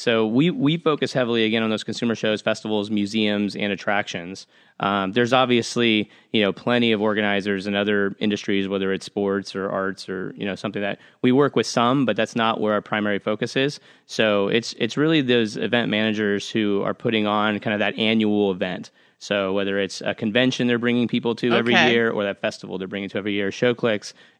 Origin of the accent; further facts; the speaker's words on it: Manchester, North West England, United Kingdom; born there; So my dad's from, full disclosure, my dad's from here. All his side of the family's from here. I was born in Manchester, England.